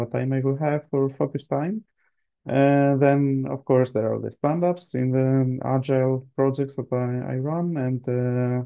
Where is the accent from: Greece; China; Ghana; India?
Greece; now in Sweden; I'm born and raised in Greece